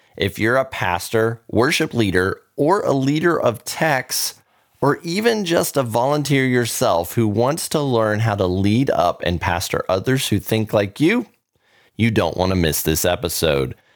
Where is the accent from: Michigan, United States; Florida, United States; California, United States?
Florida, United States; Orlando; now in Texas, United States; I grew up in Orlando